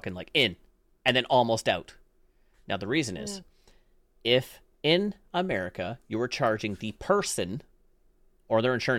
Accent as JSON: {"language": "English", "country": "Canada", "said": "I'm Canadian."}